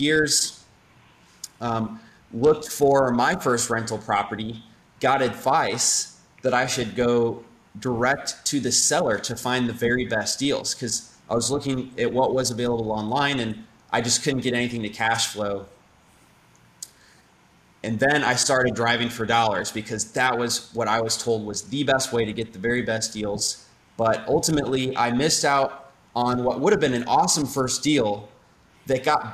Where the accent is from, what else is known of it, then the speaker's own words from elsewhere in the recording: St. Louis, Missouri, United States; moved away as an adult; also born or lived in Indianapolis, Indiana; I grew up in St. Louis, Missouri, went to engineering school, moved out to Indianapolis for work after